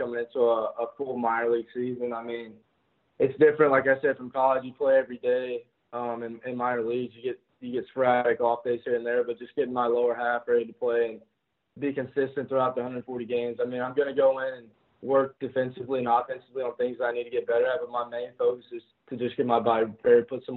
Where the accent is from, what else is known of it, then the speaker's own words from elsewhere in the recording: North Carolina, United States; I grew up in North Carolina, so it's like Southern Baptist.